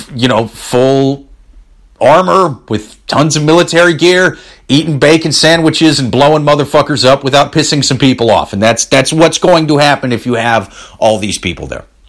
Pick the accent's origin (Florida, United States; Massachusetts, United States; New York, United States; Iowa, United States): Iowa, United States; I'm from Iowa. That's the Midwest.